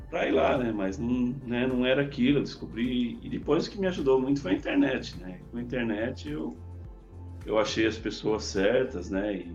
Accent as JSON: {"language": "Portuguese", "region": "São Paulo", "country": "Brazil", "said": "eu, eu sou de São Paulo, mas eu mudei para o interior, era uma cidade pequena, não, não existia recurso, não tinha curso de informática."}